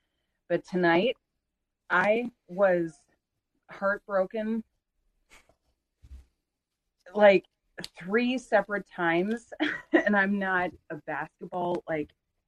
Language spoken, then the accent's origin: English; Minnesota, United States; I'm a Minnesotan